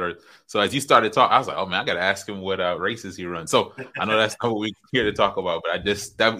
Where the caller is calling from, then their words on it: Tampa, Florida, United States; Tampa, Florida. Right here in Tampa, Florida. The weather's beautiful.